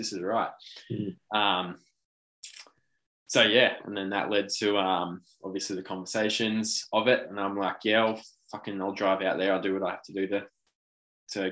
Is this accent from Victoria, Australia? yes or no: yes; Willow Grove, Victoria, Australia; I was from Willow Grove. This is about an hour and 15 away.